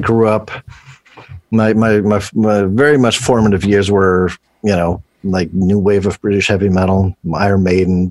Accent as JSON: {"language": "English", "country": "Switzerland", "tie": "born or raised there", "said": "I grew up in Switzerland"}